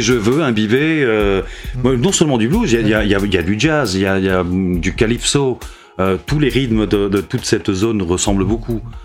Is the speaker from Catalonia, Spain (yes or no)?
no; Madrid, Community of Madrid, Spain; also born or lived in Bilbao; j'habite Madrid depuis que j'ai 4 ans.